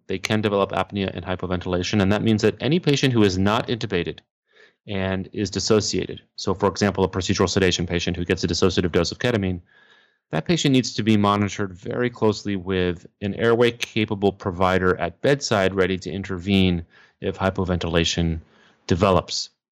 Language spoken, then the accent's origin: English; Texas, United States; moved away as an adult; now in New York City, United States; I am from Texas, but, um, I live and work in New York City